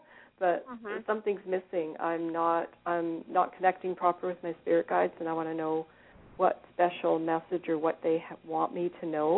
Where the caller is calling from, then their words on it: Vancouver, British Columbia, Canada; I'm actually calling from British Columbia, Vancouver area